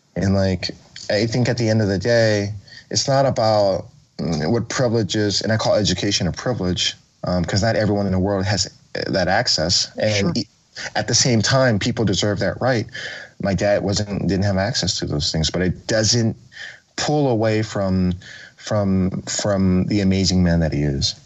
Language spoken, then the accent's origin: English; Oakland, California, United States; I grew up in Oakland. I was born in 85.